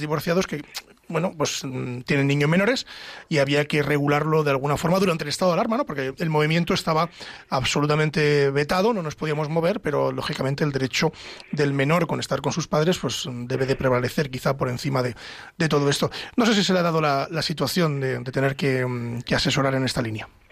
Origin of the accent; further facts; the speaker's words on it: Castile, Spain; yo es que soy de Castilla, siempre digo castellano